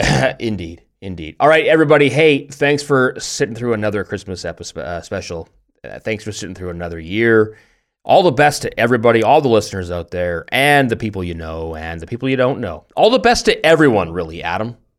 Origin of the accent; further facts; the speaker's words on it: Canada; also born or lived in Germany; now in Tübingen, Germany; we're Canadian